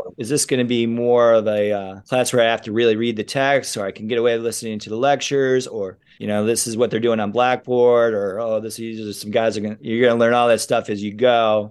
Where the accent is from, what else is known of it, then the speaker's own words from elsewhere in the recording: Rochester, New York, United States; where I grew up in Rochester